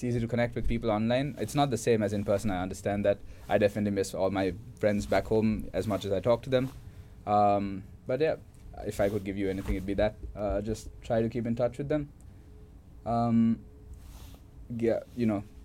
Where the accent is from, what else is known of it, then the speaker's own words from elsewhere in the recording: Sri Lanka; now in Melbourne, Australia; I'm from Sri Lanka